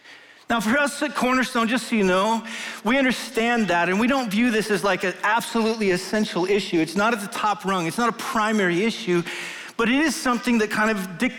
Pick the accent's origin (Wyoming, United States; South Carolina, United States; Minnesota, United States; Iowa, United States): Wyoming, United States; moved away; I grew up in Wyoming